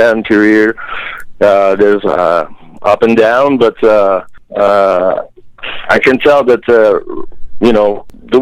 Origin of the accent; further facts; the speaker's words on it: Jonquière, Quebec, Canada; also born or lived in Montreal; where we come from, Jonquière, Quebec